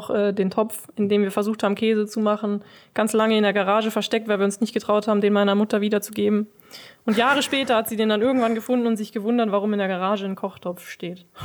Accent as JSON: {"language": "German", "town": "Kallenhardt", "region": "North Rhine-Westphalia", "country": "Germany", "said": "Ähm, also ich komme ja eigentlich ursprünglich aus Kallenhardt. Mit sechs Jahren bin ich hierher gezogen, habe lange hier gewohnt."}